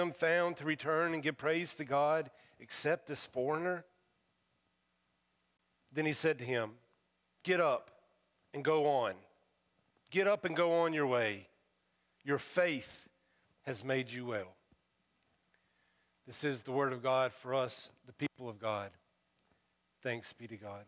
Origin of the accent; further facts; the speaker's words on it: United States; accent: hillbilly; my first language is hillbilly